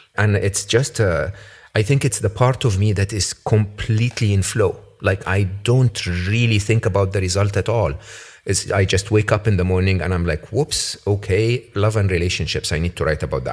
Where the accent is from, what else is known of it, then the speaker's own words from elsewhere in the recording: Egypt; moved away; when I was growing up in Egypt